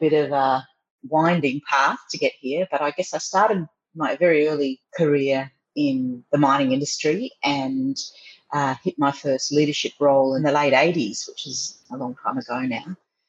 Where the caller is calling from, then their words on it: Paris, Île-de-France, France; Bonjour. I'm today in Paris. I'm living in the most beautiful area, beautiful big open avenues.